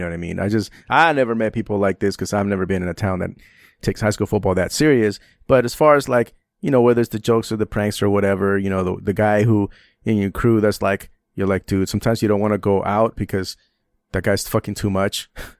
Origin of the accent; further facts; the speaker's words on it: San Francisco, California, United States; And I grew up in San Francisco, so we didn't, you know, it's a different environment, you know.